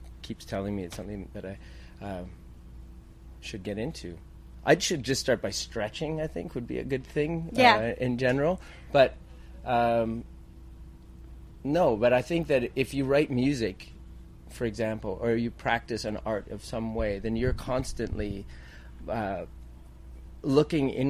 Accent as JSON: {"language": "English", "country": "Canada"}